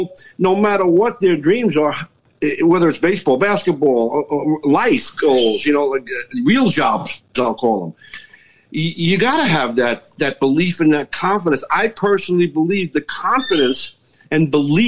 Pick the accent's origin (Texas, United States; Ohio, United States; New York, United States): New York, United States; New York City; I grew up in New York City